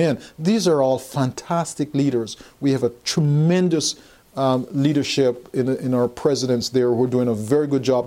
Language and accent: English; Texas, United States; I'm from Texas.